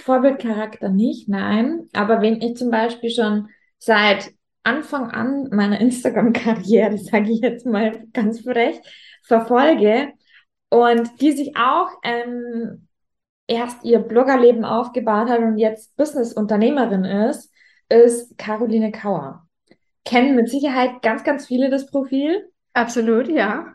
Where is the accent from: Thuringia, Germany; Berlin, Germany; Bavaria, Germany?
Bavaria, Germany; Rosenheim; accent: Bavarian; ich komme ja aus, aus Rosenheim. Rosenheim ist mitten in Bayern, äh, Oberbayern ähm, vom Dialekt her.